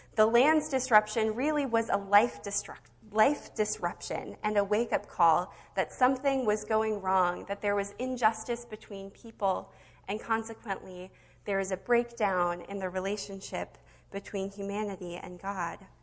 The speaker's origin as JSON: {"language": "English", "region": "Nebraska", "country": "United States", "tie": "born or raised there", "moved": "yes", "lives_now": "Minnesota, United States", "said": "growing up in Nebraska on the Windy Prairie"}